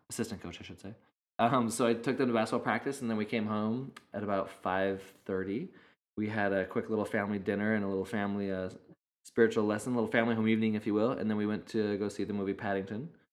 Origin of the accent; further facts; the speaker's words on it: United States; also born or lived in Arizona, United States; now in California, United States; growing up in Idaho and in Arizona, there was I mean a lot of open space